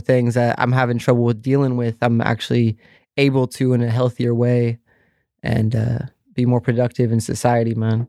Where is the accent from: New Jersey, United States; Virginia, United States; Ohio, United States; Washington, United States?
Washington, United States; Vancouver; I grew up in Vancouver, Washington